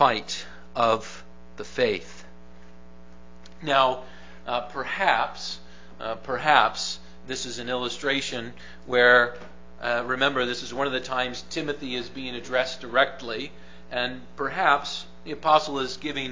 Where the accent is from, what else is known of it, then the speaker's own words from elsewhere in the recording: Grand Rapids, Michigan, United States; I grew up in the Grand Rapids, Michigan area